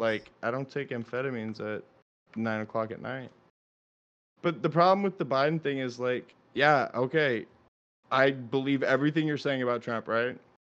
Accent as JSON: {"language": "English", "region": "Florida", "country": "United States", "said": "I'm from Florida"}